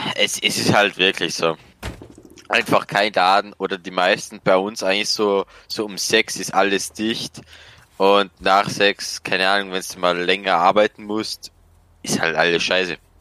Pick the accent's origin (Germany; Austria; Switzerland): Austria; accent: Austrian; komme aus Österreich, bin 18 Jahre alt und arbeite als Elektriker